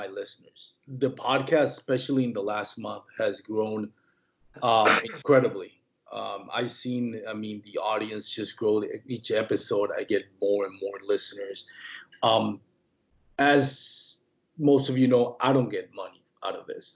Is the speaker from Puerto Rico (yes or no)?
yes; Puerto Rico; born or raised there; first language Spanish; English is a second language; moved away